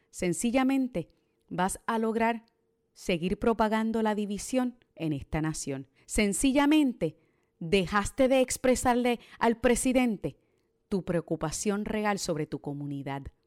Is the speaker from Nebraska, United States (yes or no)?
no; Boston, Massachusetts, United States; also born or lived in Puerto Rico; como boricua criada en Boston